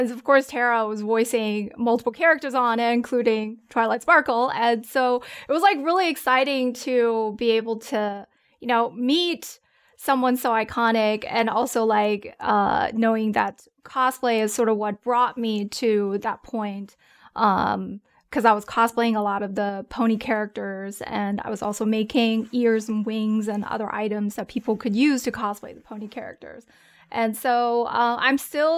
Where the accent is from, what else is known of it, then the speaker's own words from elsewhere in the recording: Germany; English is a second language; also born or lived in China; I was born in China, raised in Germany